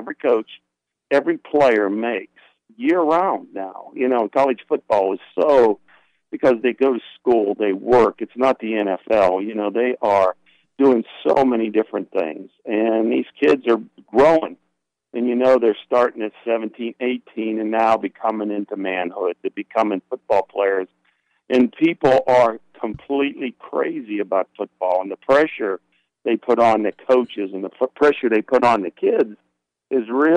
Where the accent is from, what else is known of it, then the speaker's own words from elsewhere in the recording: Pittsburgh, Pennsylvania, United States; moved away; also born or lived in West Virginia / Tallahassee, Florida; I grew up in Pittsburgh